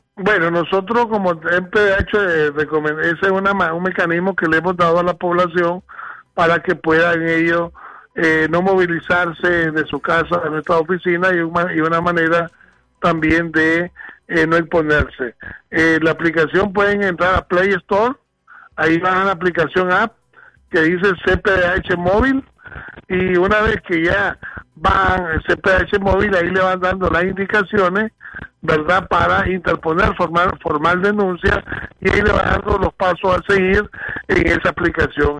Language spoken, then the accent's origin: Spanish; Nicaragua; como nicaragüense